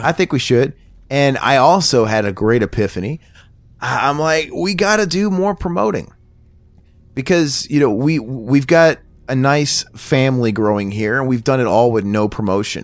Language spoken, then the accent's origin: English; Missouri, United States; moved away; I'm from Missouri